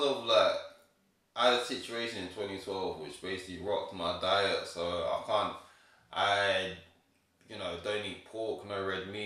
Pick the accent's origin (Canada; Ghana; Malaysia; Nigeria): Ghana; I'm from Ghana